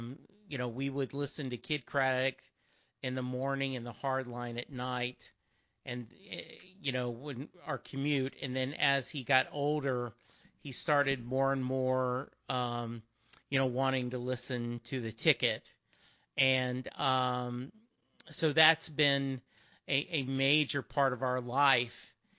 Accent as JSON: {"language": "English", "region": "Louisiana", "country": "United States", "tie": "born or raised there", "said": "Growing up in Louisiana, no concept of seeing him."}